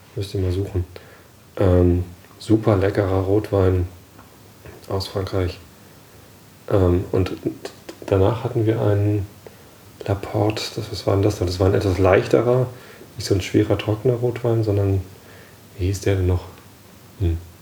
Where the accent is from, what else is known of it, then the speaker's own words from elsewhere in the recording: Hamburg, Germany; Wir als Hamburger